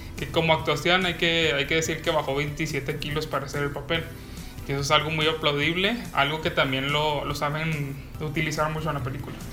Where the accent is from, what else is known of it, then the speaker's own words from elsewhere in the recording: Mexico; nosotros como mexicanos